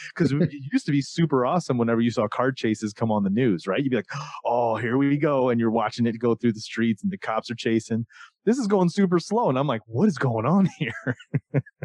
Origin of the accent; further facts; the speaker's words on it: Florida, United States; I grew up in Florida in the South